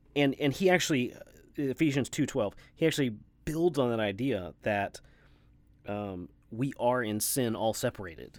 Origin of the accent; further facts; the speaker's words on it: Texas, United States; an American white guy from Texas